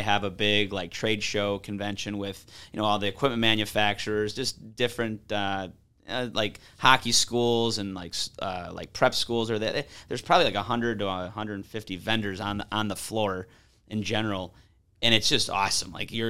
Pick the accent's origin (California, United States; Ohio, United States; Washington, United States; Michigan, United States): Michigan, United States; Grosse Pointe; now in Grand Rapids, United States; So I'm originally from Grosse Pointe on the east side.